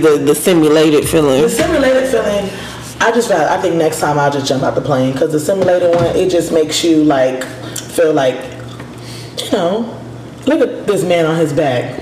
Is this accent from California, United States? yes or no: no; New York, United States; moved away; I'm from New York